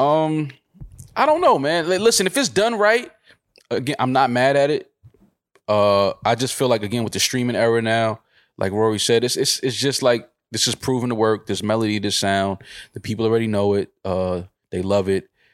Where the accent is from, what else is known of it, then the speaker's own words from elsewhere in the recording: United States; I'm American